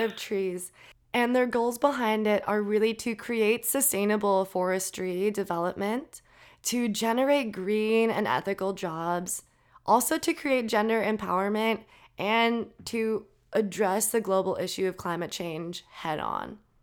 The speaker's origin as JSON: {"language": "English", "region": "Minnesota", "country": "United States", "said": "I'm from Minnesota"}